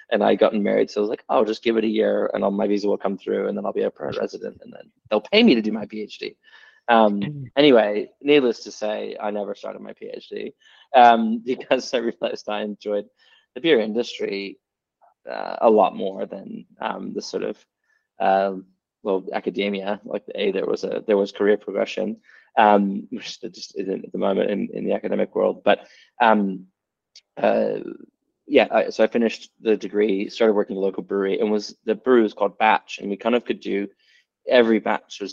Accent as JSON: {"language": "English", "region": "Texas", "country": "United States", "moved": "yes", "lives_now": "Sydney, Australia", "said": "I'm from Texas originally"}